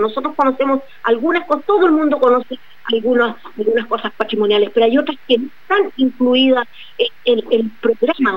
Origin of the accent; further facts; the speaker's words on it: Chile; also born or lived in Arica; nosotros en Chile